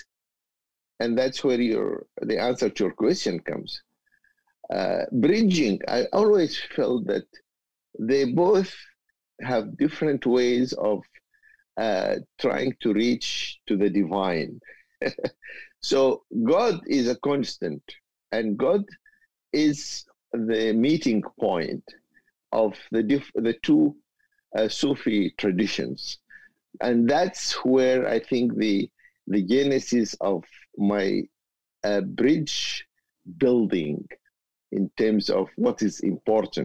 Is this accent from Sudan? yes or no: yes; Umm Ruwaba, North Kordofan, Sudan; born or raised there